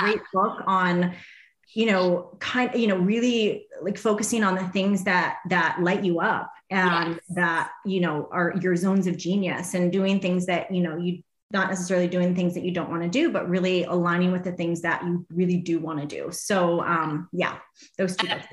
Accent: Arizona, United States; I grew up here in Arizona

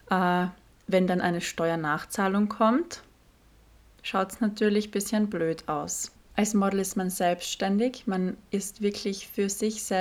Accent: Austria; Ich hatte letztens ein Shooting, ich komme aus Österreich, das Shooting war in Deutschland

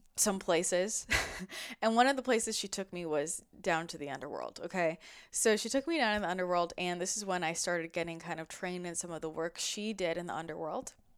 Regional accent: outside of San Francisco, California, United States; I grew up outside of San Francisco

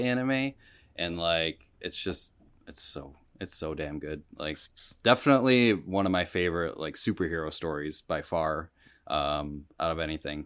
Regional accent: Rochester, New York, United States; I'm from Rochester

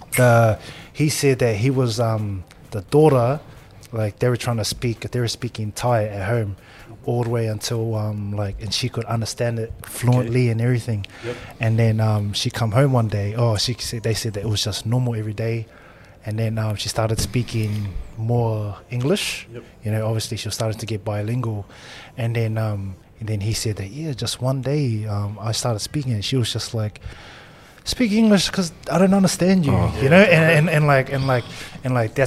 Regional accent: Auckland, New Zealand; Born and raised in Auckland

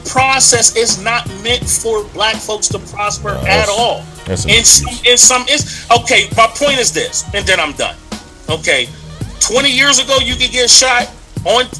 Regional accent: Pittsburgh, Pennsylvania, United States; I'm from Pittsburgh.

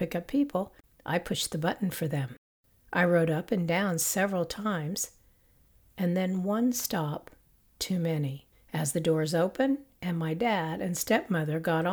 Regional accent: Independence, Kansas, United States; moved away; I was born in Independence, Kansas.

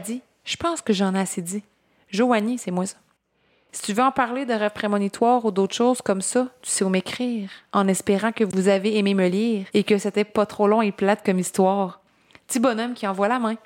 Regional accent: Gaspésie, Quebec, Canada; je viens de la Gaspésie

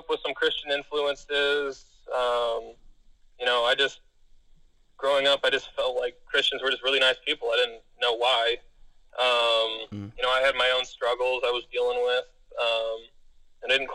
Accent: Monterey County, California, United States; born or raised there; also born or lived in Placer County, California

